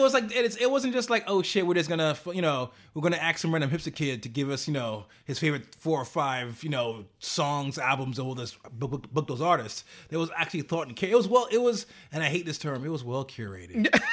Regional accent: New York City, New York, United States; as a New Yorker

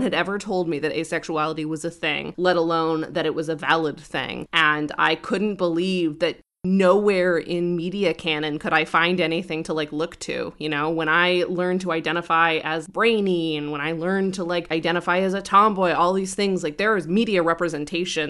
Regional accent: Colorado, United States; now in Brooklyn, New York, United States; I, I grew up in Colorado

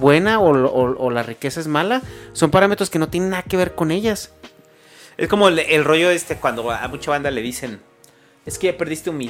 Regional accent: Veracruz, Mexico; yo soy jarocho

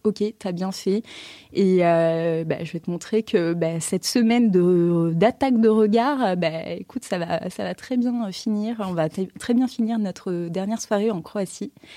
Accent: Paris, Île-de-France, France; moi, j'étais de Paris

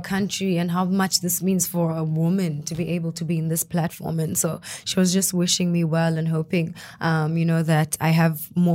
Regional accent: South Africa; first language Xhosa; English is a second language

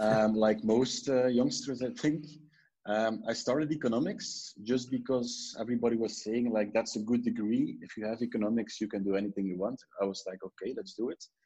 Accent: Ghent, Flanders, Belgium; also born or lived in Brussels; I was from Ghent

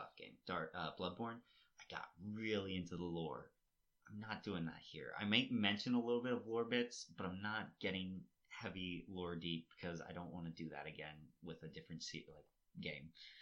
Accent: United States; moved away; where we grew up in Hutch

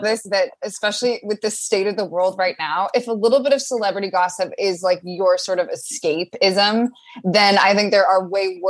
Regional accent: Long Beach, California, United States; also born or lived in Los Alamitos; No, I grew up in Long Beach and went to school in Los Alamitos.

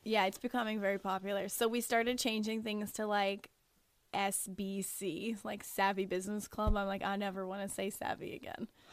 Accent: Niagara-on-the-Lake, Ontario, Canada; now in St. Catharines, Canada; born and raised in Niagara on the Lake, moved to St. Catharines when I was 16 and have basically lived there ever since

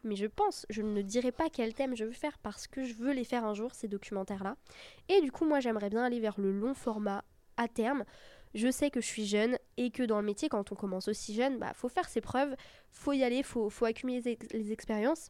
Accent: Brittany, France; now in Paris, France; je viens de Bretagne

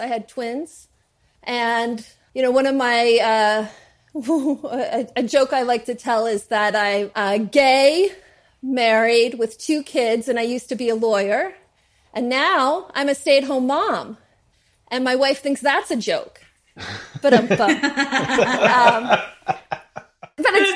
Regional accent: New Jersey, United States; I'm from New Jersey

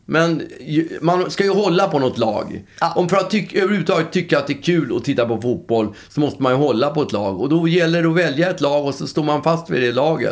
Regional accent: Stockholm, Stockholm County, Sweden; jag är uppväxt på Östermalm

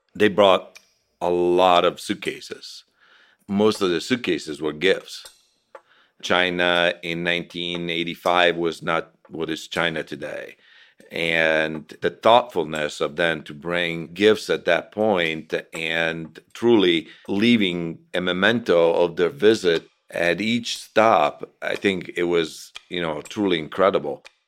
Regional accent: Italy; now in United States; I was from Italy and decided to come to the United States and stay

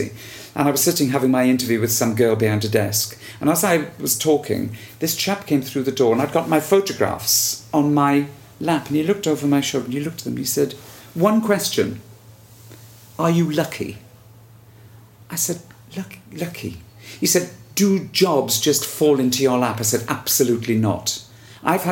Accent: Wales, United Kingdom; I'm dark, I'm Welsh

